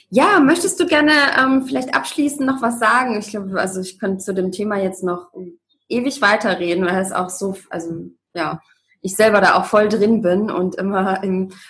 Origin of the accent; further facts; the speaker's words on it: Leipzig, Saxony, Germany; ich bin im Osten groß geworden, in Leipzig. Und ähm, ja, und dann hat sie gesagt, ah, du sechselst aber ja gar nicht.